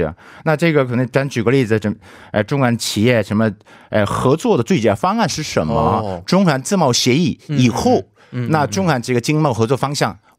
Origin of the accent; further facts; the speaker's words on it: Busan, South Korea; Chinese is a second language; moved away as an adult; also born or lived in Beijing, China; 我老家是釜山的